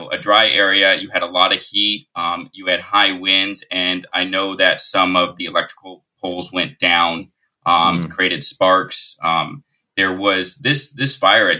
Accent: Lahaina, Hawaii, United States; I grew up in Lahaina

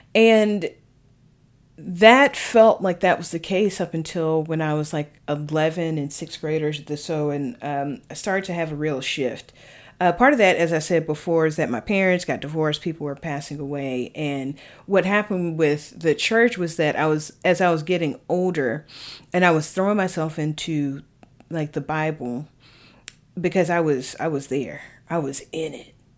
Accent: the South, United States; I grew up Baptist in the South.

